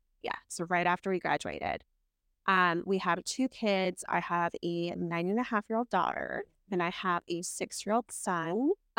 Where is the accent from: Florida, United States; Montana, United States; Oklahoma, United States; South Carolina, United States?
Montana, United States; Kalispell; also born or lived in North Dakota / Helena, Montana / Las Vegas, Nevada; I'm a pastor's kid. Was born in North Dakota. When I was 6 months old, moved to Helena, Montana. Stayed there till I was 8.